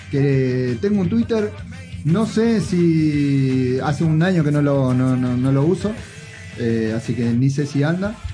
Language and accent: Spanish; Peru; now in Mexico; Nosotros somos peruanos, pero estamos de México más o menos.